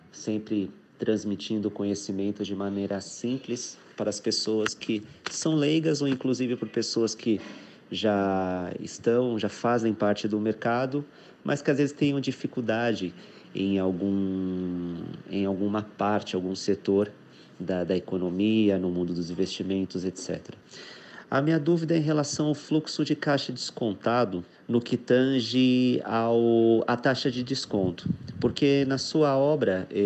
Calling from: São Paulo, Brazil; sou de São Paulo.

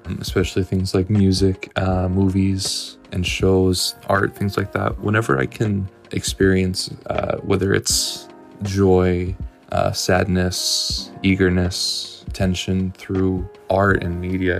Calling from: Buenos Aires, Argentina; I'm calling from Buenos Aires, Argentina.

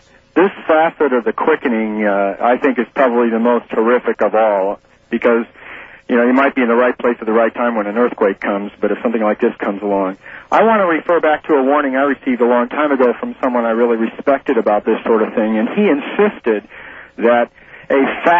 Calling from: Madison, Wisconsin, United States; Madison, and I owe you a whole case of fax paper, Art.

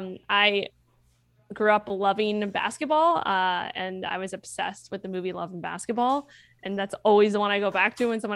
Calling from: San Diego, California, United States; San Diego.

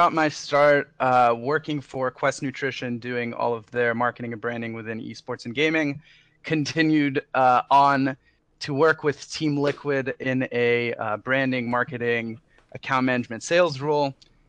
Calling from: Los Angeles, California, United States; Oh, I'm calling from probably within 2 miles of the two of you here in beautiful Los Angeles, California.

